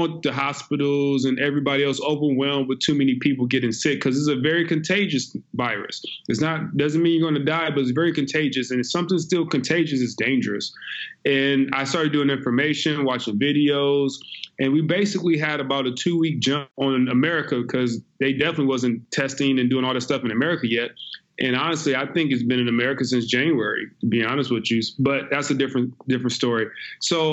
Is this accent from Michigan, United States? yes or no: no; Compton, California, United States; moved away as an adult; also born or lived in Seattle, Washington; now in Italy; I'm originally from Compton, California, Los Angeles